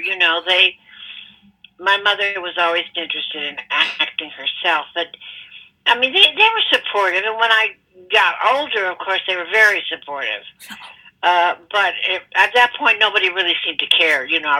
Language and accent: English; Corpus Christi, Texas, United States; moved away as an adult; I grew up in Texas.